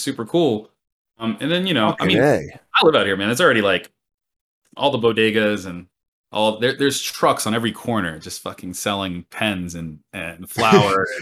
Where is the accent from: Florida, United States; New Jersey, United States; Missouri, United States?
Florida, United States; accent: twang; now in New York City, United States; I'm from Florida